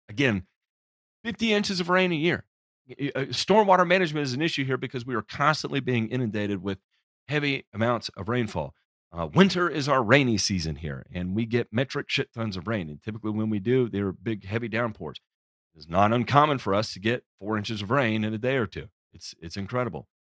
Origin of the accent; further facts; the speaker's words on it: the South, United States; I'm from the South